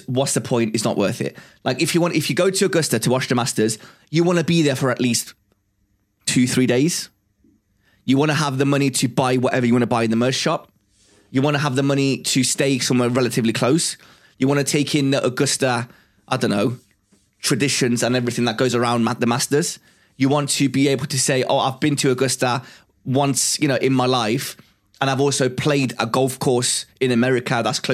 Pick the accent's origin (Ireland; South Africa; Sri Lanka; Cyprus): Cyprus; now in England; I originally come from a very hot country. It's a very holiday type of country from Cyprus.